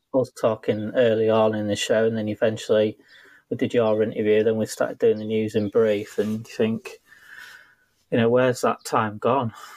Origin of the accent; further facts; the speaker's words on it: Liverpool, North West England, United Kingdom; Fellow scousers